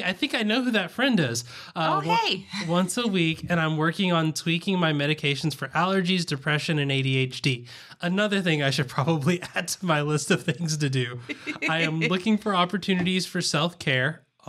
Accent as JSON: {"language": "English", "region": "the South", "country": "United States", "accent": "Southern", "said": "I was going to say fleather, but I'm pretty sure that my Southern accent wouldn't pick up the L in there."}